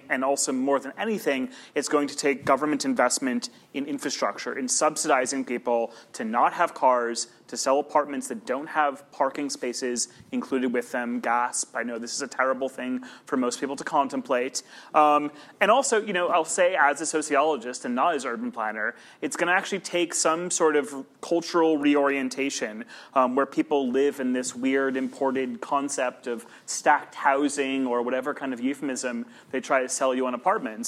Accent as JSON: {"language": "English", "region": "New York", "country": "United States", "moved": "yes", "lives_now": "Australia", "said": "as a foreigner and as a New Yorker"}